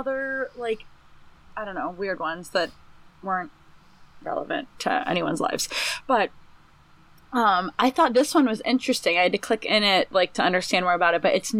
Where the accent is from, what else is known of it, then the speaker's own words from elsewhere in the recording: Northeast Ohio, United States; I grew up in Northeast Ohio.